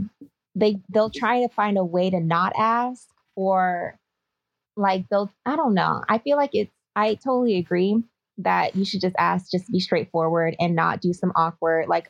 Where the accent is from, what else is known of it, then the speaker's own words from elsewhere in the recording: Bay Area, California, United States; I'm from the Bay Area